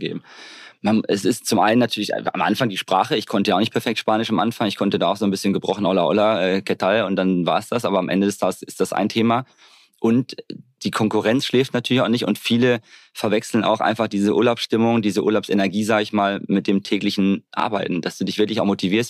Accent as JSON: {"language": "German", "town": "Hamm", "region": "North Rhine-Westphalia", "country": "Germany", "tie": "born or raised there", "also_born_or_lived": "Bavaria", "moved": "yes", "lives_now": "Mallorca, Spain", "said": "Geboren in Hamm bei Dortmund. Da bin ich dann aufgewachsen."}